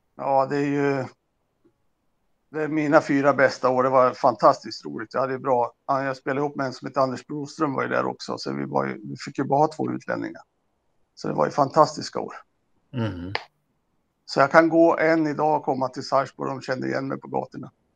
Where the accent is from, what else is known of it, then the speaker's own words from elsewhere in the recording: Örebro, Örebro County, Sweden; moved away as an adult; also born or lived in Lindesberg / Leksand / Södertälje / Norway; vi kommer ju från Lindesberg och hade väl uppväxten i Örebro